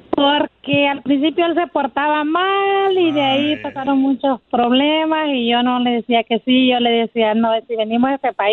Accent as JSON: {"language": "Spanish", "country": "Honduras", "said": "Soy de Honduras."}